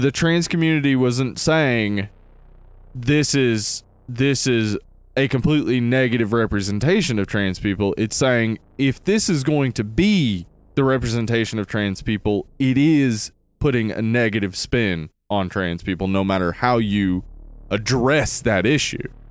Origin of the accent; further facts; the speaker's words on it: the South, United States; the accent, though, as Southerners